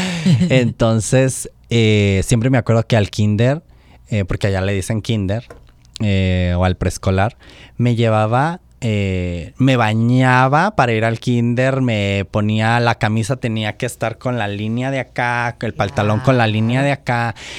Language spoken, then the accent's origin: Spanish; Oaxaca, Mexico; born or raised there